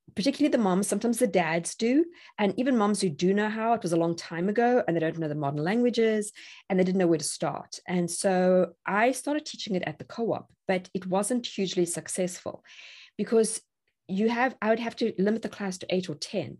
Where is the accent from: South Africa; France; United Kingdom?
South Africa; moved away as an adult; now in Tennessee, United States; I'm South African